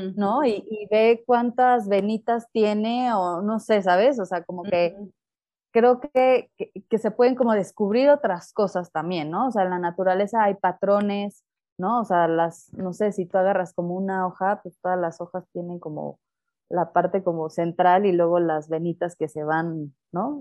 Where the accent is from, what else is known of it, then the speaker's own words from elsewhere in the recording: Mexico City, Mexico; soy de la Ciudad de México